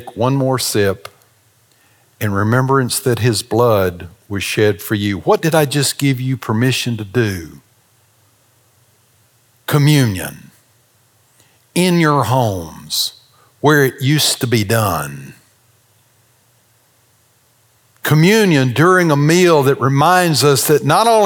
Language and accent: English; the South, United States; We're from the South